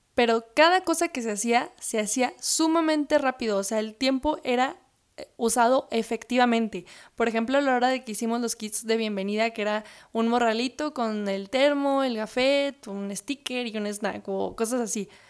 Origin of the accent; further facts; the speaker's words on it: Mexico; Digo México porque es donde yo he trabajado, donde yo he estado, de donde yo soy, donde yo vivo